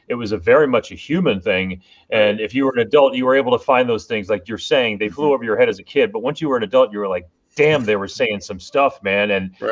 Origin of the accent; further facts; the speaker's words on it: Miami, Florida, United States; growing up in Kendall